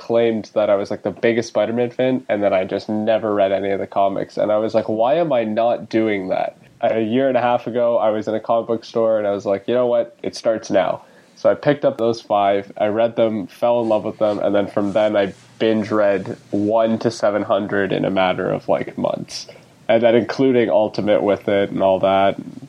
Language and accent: English; Toronto, Ontario, Canada; I'm 18 years old, and I'm from Toronto, Ontario.